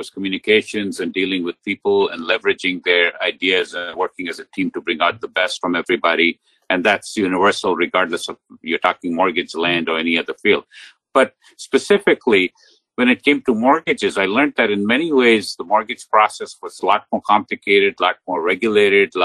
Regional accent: India; moved away as an adult; now in United States; I grew up in India, and my undergraduate education was in India

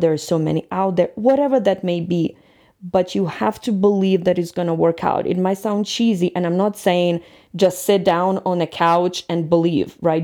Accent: Ukraine; moved away as an adult; now in Colorado, United States; I'm from Ukraine and I'm always gonna be Ukrainian, but United States, and especially Colorado, since I've lived here, since I got here, will always be my second home

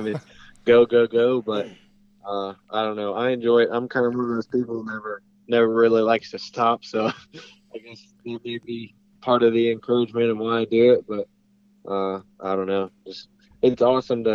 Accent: Springfield, Missouri, United States; I'm from Missouri, around Springfield, Missouri

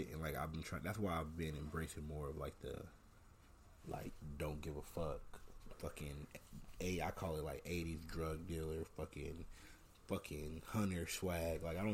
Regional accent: Ontario, California, United States; moved away as an adult; now in Los Angeles, United States; I'm not from LA. I'm from Ontario

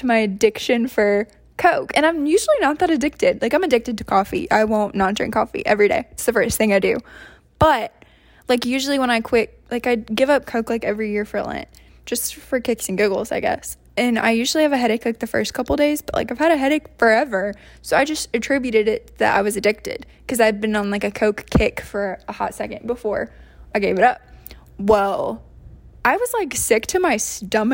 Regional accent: Florida, United States; I'm from Florida.

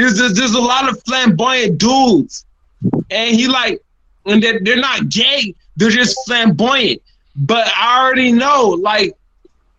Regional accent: New York, United States; moved away; They ask me where I'm from. And I say New York.

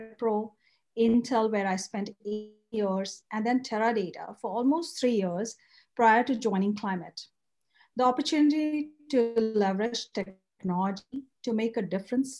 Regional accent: India; moved away as an adult; now in United States; I grew up in India and I was super pampered by my grandparents where I spent early years of my childhood

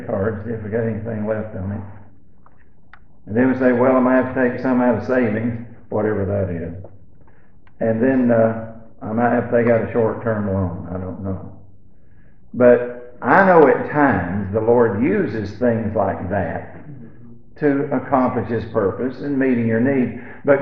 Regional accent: Alabama, United States; when we was growing up in Alabama

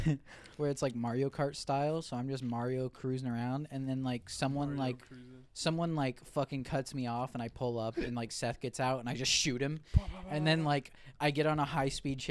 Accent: Australia; I'm not even Italian cunt. I'm a fucking. I'm Australian.

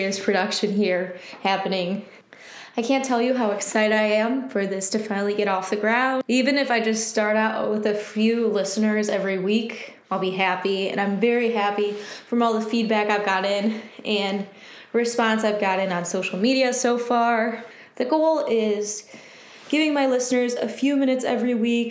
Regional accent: Michigan, United States; born and raised in Michigan. I now live in Detroit

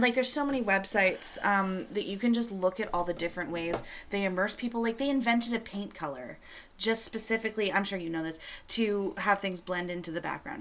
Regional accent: Canada; I'm Canadian.

